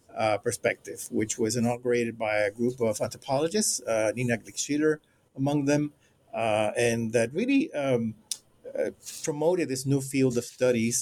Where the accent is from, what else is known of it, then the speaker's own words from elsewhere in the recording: Puerto Rico; moved away as an adult; also born or lived in Cuba / Panama; now in Florida, United States; I was born in Cuba uh, and raised in Panama and Puerto Rico